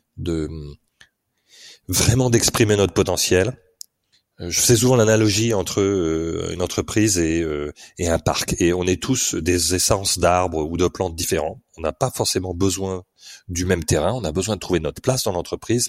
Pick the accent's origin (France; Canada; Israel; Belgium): France; Paris, Île-de-France; moved away as an adult; also born or lived in United Kingdom; Je suis parisien au départ